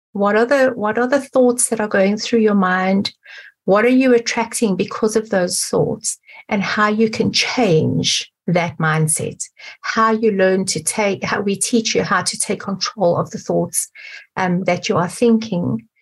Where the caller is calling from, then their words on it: Johannesburg, Gauteng, South Africa; So I'm calling from Johannesburg in South Africa.